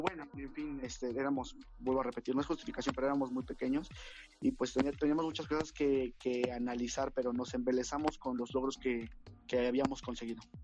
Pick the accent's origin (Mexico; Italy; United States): Mexico; nosotros como mexicanos